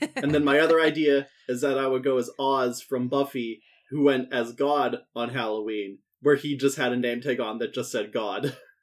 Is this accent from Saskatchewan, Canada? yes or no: yes; Saskatchewan, Canada; I'm from Saskatchewan.